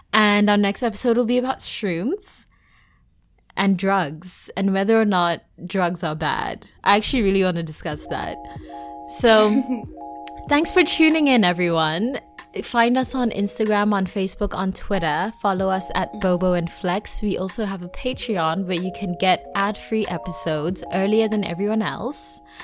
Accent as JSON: {"language": "English", "country": "South Africa", "said": "the cultural context of being South African"}